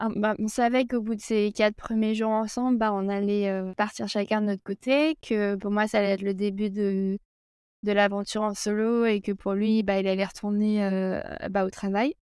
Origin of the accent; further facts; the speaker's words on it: Alsace, Grand Est, France; moved away as an adult; also born or lived in Brittany / Zurich, Switzerland; now in Lausanne, Switzerland; J'ai grandi en Alsace